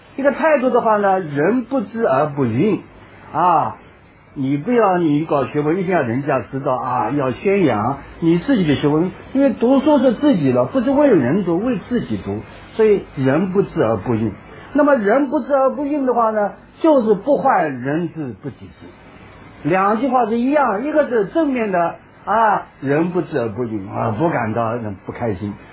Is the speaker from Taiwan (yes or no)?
no; China; 说我们中国人的诗呢